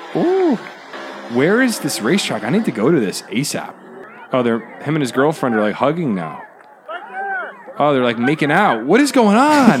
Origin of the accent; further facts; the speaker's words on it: United States; I'm an American